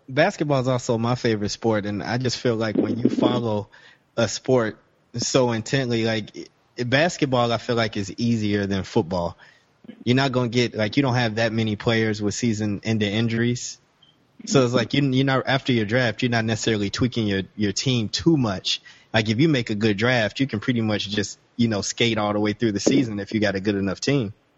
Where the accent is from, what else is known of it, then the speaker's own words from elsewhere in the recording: Chicago, Illinois, United States; I grew up in Chicago